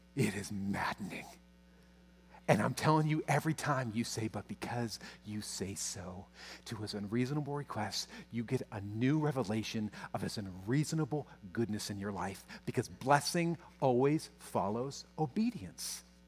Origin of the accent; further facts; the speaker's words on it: United States; my fear as an American pastor